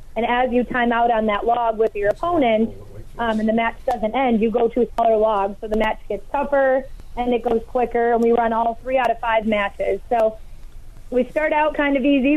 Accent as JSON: {"language": "English", "town": "Hayward", "region": "Wisconsin", "country": "United States", "tie": "born or raised there", "said": "I grew up in Hayward"}